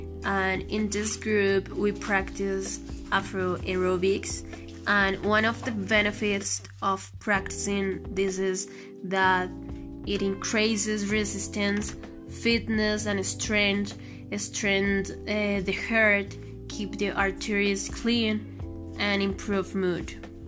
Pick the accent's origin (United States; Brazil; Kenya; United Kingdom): Kenya; born there; I was born on Maine in Kenya, Africa, and I'm 20 years old.